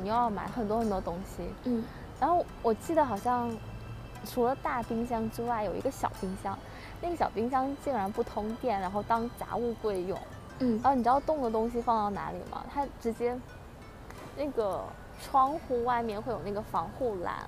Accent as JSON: {"language": "Chinese", "region": "Beijing", "country": "China", "tie": "born or raised there", "said": "我应该算老家吧，是东北，嗯。黑龙江。 嗯。但是呢，因为我，我从小就在北京长大"}